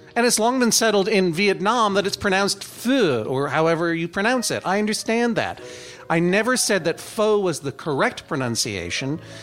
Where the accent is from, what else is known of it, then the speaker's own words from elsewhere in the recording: Brookline, Massachusetts, United States; I am from Brookline, Massachusetts